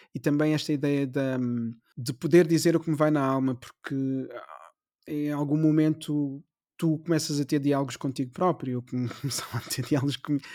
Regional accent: Amadora, Lisbon, Portugal; nasci na Amadora, mesmo uhum. em frente à estação da Amadora

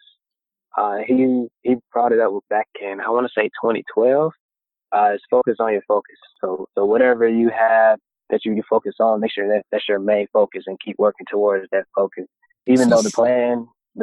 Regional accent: Gary, Indiana, United States; My parents, they're from Indiana. So we are originally from Gary, Indiana.

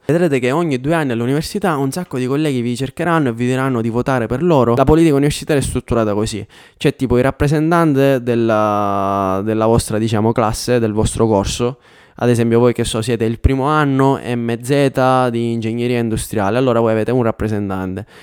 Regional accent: Biancavilla, Sicily, Italy; moved away as an adult; also born or lived in Catania / Milan; now in Denmark; io vengo da Biancavilla, che è una città di 24.000 abitanti, andavo all'università a Catania

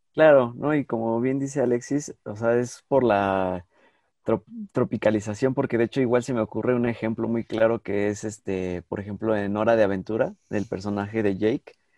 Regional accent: Mexico; somos mexicanos

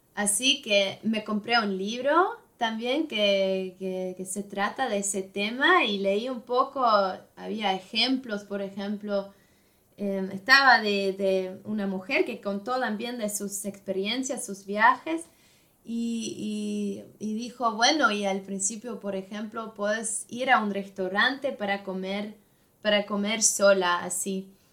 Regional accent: Switzerland; Spanish is a second language; en Suiza tenemos tres partes

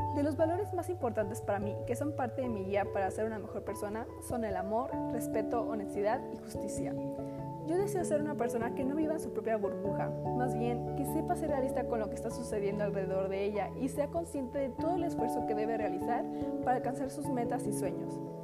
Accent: Mexico; como mexicana quiero ser alguien que fue orgullosa de su nacionalidad y cultura

